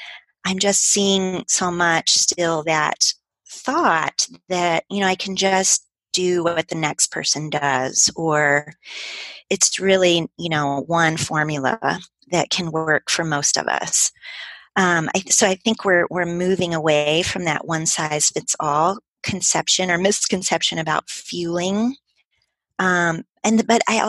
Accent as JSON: {"language": "English", "region": "Midwest", "country": "United States", "tie": "born or raised there", "also_born_or_lived": "Colorado", "moved": "as an adult", "said": "I'm from the Midwest"}